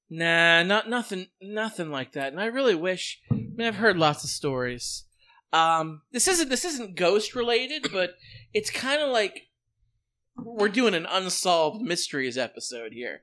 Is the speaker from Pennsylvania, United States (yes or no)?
yes; Western Pennsylvania, United States; my hometown